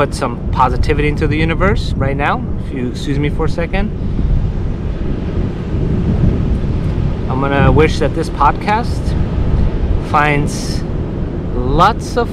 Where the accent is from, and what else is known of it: Kabul, Afghanistan; born or raised there; now in Los Angeles, United States